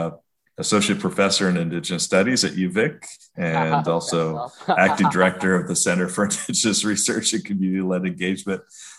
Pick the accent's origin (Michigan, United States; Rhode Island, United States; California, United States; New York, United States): California, United States; Long Beach; also born or lived in Cherokee Nation / Westville, Oklahoma; So I was actually born in Long Beach, California.